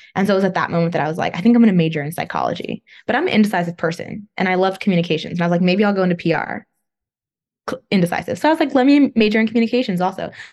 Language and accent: English; Northern California, United States; moved away as an adult; also born or lived in Los Angeles, California; now in East Coast, United States; I'm from California. Uh, grew up there, Northern California, but then I also lived in Southern California for a while, um, in LA area